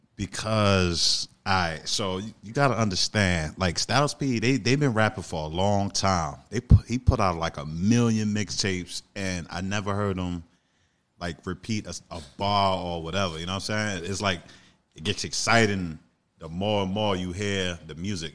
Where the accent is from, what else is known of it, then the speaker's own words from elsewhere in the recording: New York City, New York, United States; I'm from the Bronx